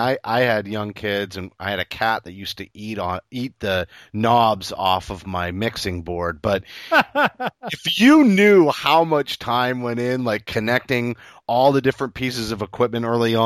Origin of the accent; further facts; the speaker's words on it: Maine, United States; When I tell people I'm from Maine, it's the same thing. They're like, "Yeah, you don't have an accent."